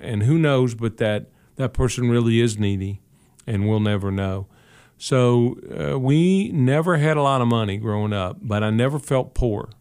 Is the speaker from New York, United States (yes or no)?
no; Ashland, Kentucky, United States; also born or lived in Catlettsburg, Kentucky; my family's roots were in Catlettsburg, Kentucky. I was born in Ashley, Kentucky, but Catlettsburg, Kentucky.